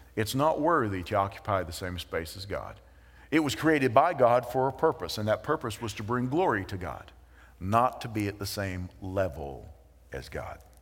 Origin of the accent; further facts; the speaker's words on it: United States; we have dual citizenship, that we are American citizens